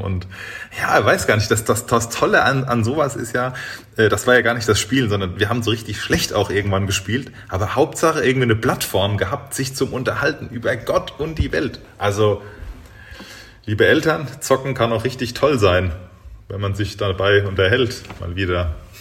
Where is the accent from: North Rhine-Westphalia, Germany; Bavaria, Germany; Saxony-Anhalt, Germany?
Bavaria, Germany; Großwallstadt region; moved away; ich bin jetzt in meiner Heimat wieder angekommen. Das war ein, am Ende Großwaldstadt